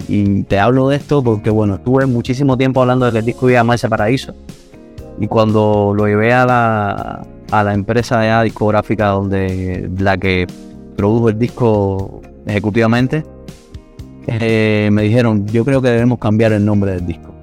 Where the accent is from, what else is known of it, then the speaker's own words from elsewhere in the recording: Santa Clara, Villa Clara, Cuba; accent: Cuban; moved away as an adult; now in Havana, Cuba; soy de Santa Clara, que es el centro, justo el centro de Cuba. Eh, es verdad que viví muchos años en, en La Habana, desde el año 2000. Estoy viviendo en La Habana pero nací en Santa Clara y toda, mi etapa de crecimiento y tal la, la viví ahí en, esa ciudad.